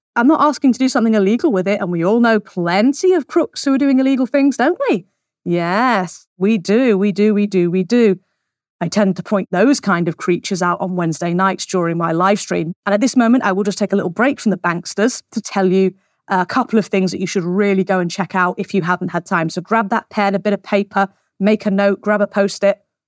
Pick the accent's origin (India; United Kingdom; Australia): United Kingdom; we are British citizens